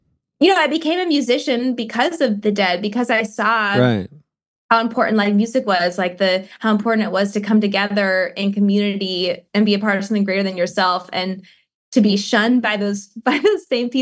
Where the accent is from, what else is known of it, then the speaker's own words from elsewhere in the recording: Eugene, Oregon, United States; moved away; my hometown, Eugene